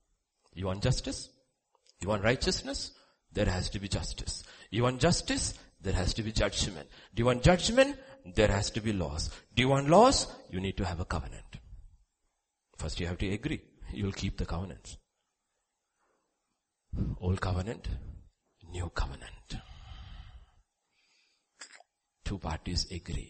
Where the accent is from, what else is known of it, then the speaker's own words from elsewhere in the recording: India; We were all born in India, right? As Indian citizens